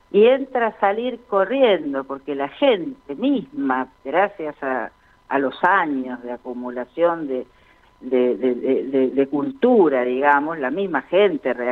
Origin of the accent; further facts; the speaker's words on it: Chaco, Argentina; Como yo soy chaqueña, me había presentado como chaqueña en aquel momento.